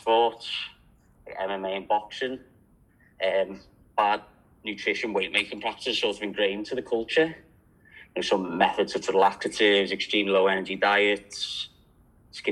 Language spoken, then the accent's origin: English; Liverpool, North West England, United Kingdom; now in Australia; as you can tell, I'm from Liverpool. A lot of people think I'm Irish since I've been in Australia